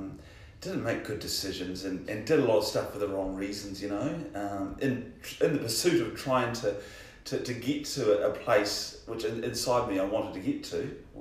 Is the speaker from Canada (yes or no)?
no; Hawera, Taranaki, New Zealand; I was born in Hawera